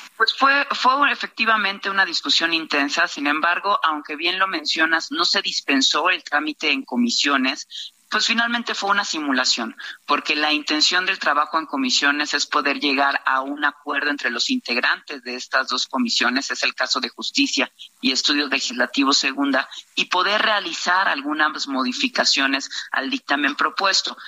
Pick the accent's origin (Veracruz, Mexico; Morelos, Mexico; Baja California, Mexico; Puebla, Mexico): Veracruz, Mexico; yo soy veracruzana